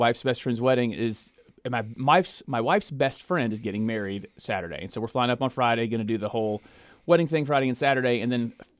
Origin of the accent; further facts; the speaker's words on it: Côte d’Ivoire; born there; If you recall, I was born on the Ivory Coast. My parents were missionaries.